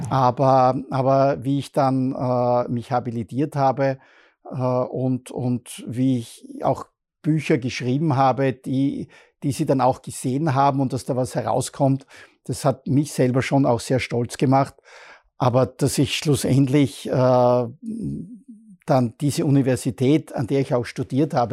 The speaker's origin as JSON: {"language": "German", "town": "Bruck an der Mur", "region": "Styria", "country": "Austria", "said": "Ich bin nicht Fußballer, ich komme aus Bruck an der Mur, ich habe Handball gespielt."}